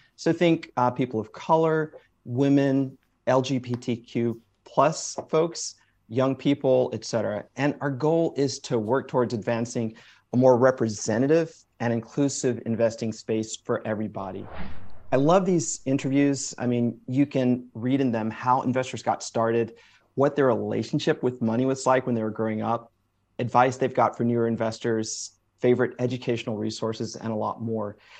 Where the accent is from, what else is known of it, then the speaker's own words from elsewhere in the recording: Springfield, Massachusetts, United States; I was born in Springfield, Massachusetts, so first generation uh, American